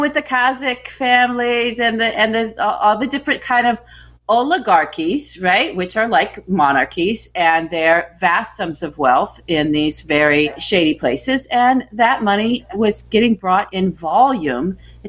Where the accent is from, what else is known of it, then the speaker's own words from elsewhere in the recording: United States; Again, I'm very American. My family has been here forever and ever. And the ones that came later, right, just prior to the last century, are Irish.